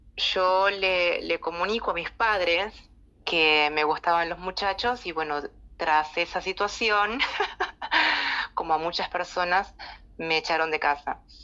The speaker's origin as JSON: {"language": "Spanish", "region": "Salta", "country": "Argentina", "tie": "born or raised there", "moved": "as an adult", "lives_now": "La Plata, Argentina", "said": "yo nací en la ciudad de Salta en el año 92 me vine para acá"}